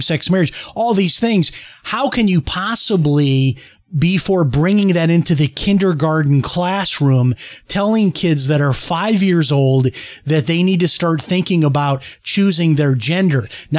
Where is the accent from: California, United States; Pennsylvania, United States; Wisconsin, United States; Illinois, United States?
Illinois, United States; Chicago; moved away as an adult; I grew up in Chicago, lived there until I was 18. I'm as Chicago as anybody.